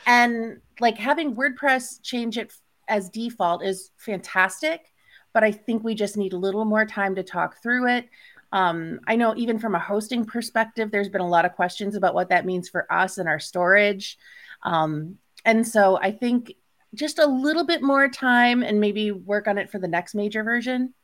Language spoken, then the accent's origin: English; United States; I'm American